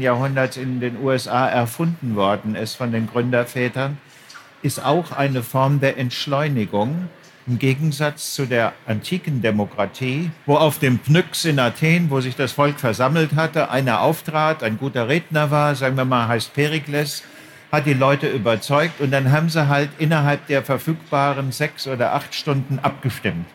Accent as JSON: {"language": "German", "country": "Germany", "also_born_or_lived": "Frankfurt am Main / Bad Nauheim / Berlin", "said": "als Deutscher"}